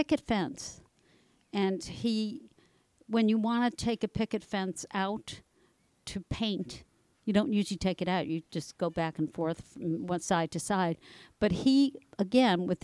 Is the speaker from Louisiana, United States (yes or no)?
no; Long Island, New York, United States; moved away as an adult; also born or lived in Brooklyn, New York / Scarsdale, New York / Bronxville, New York; Born in Brooklyn, raised on Long Island